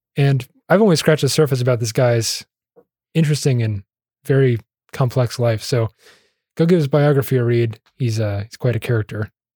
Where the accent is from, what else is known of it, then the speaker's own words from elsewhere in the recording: United States; I'm an American